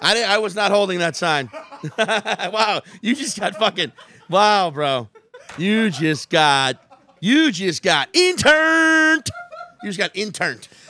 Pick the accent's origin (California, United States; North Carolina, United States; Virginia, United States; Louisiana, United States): Louisiana, United States; Chalmette; moved away; also born or lived in Slidell, Louisiana; I'm originally from the Staten Island of, the Shalmette, the Staten Island of New Orleans.